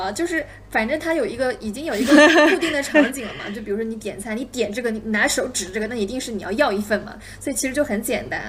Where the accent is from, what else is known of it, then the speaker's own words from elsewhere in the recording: China; 然后我我感觉作为一个中国人，我已经被他讲昏了